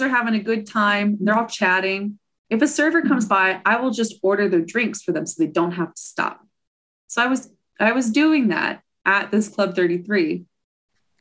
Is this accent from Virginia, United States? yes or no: no; San Diego, California, United States; moved away as an adult; also born or lived in Orlando; I grew up in North County, San Diego